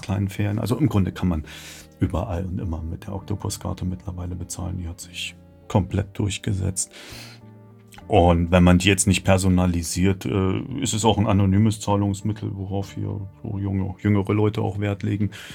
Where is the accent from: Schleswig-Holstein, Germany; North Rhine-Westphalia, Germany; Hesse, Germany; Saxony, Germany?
Saxony, Germany; Leipzig; Ich komme ein bisschen weiter her aus Sachsen, äh, Leipzig